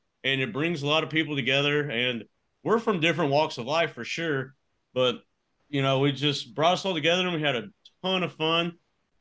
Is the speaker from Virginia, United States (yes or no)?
no; Texas, United States; I'm a guy from Texas